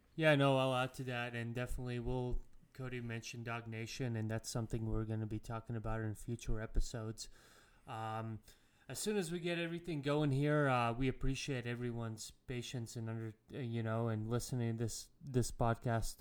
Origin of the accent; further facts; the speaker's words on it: Latvia; moved away; I'm from Latvia